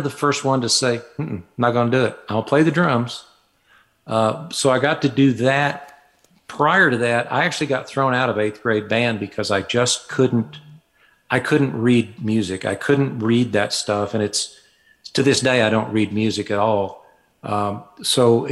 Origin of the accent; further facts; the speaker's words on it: Fayetteville, Arkansas, United States; moved away as an adult; now in Cedaredge, United States; I was born in Fayetteville, Arkansas, grew up there and lived there until I was about 24.